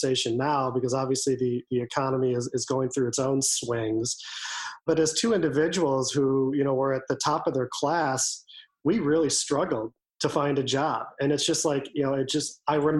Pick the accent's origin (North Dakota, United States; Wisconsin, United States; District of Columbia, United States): Wisconsin, United States; now in Washington, D.C., United States; I'm originally from Wisconsin and love Wisconsin